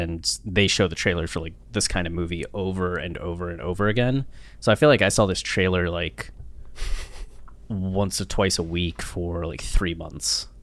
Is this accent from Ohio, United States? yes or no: yes; Ohio, United States; moved away; I'm from a small town in Ohio, 5,000 people